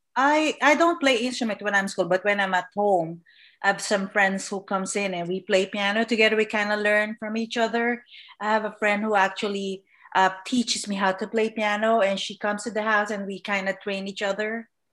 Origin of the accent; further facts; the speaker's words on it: Manila, Metro Manila, Philippines; now in Southern California, United States; I was born and raised in the Philippines, Manila, Philippines